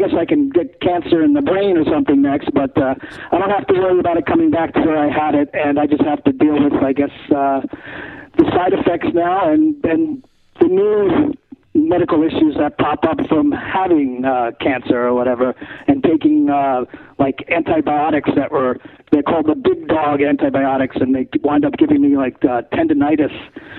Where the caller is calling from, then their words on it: California, United States; Yeah, I'm in California.